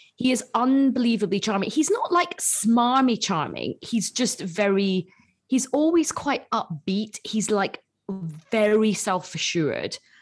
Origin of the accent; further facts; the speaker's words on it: Glasgow, Scotland, United Kingdom; I'm from Glasgow.